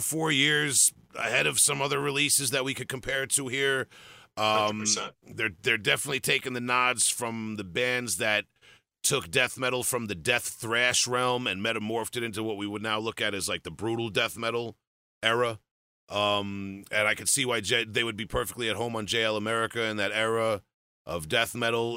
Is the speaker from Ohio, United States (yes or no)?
no; Long Island, New York, United States; I grew up on Long Island